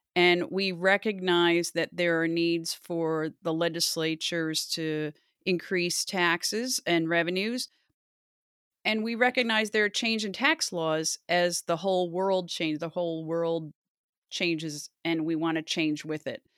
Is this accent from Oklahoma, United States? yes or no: no; Loudonville, New York, United States; I grew up outside of Albany in a little town called Loudonville